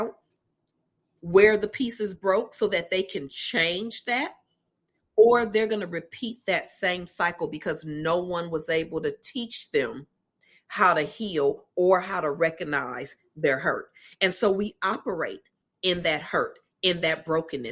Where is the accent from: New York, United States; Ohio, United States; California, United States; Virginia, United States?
California, United States; Los Angeles; I am from Los Angeles, California, born and raised, still there today, hanging out in sunny LA.